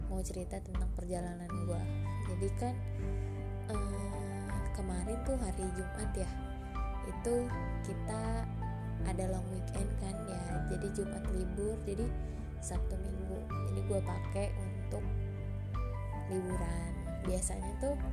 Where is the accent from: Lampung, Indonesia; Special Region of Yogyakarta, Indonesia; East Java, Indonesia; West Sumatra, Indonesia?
Lampung, Indonesia; sebelumnya gue dari Lampung gue dari Jak dari Lampung nih gue ke Jakarta dulu